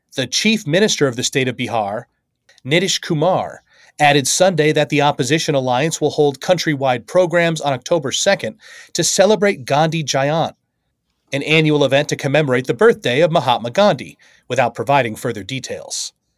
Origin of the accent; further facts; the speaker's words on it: United States; as an American